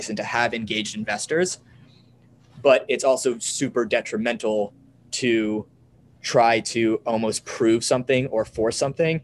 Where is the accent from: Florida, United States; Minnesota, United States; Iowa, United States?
Florida, United States; Sarasota; I grew up in Sarasota, Florida.